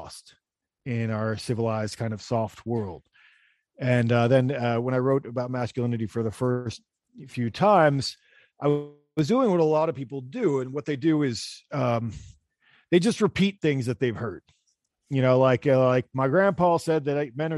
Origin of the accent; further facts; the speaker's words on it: Pennsylvania, United States; moved away; also born or lived in New York City; I'm from Pennsylvania, Pennsylvania Dutch, and so German, and German and English and whatever.